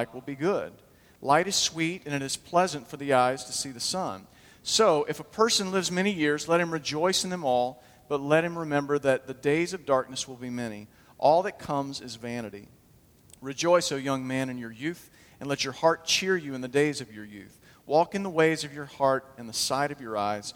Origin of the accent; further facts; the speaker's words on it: Huntsville, Alabama, United States; I grew up in Huntsville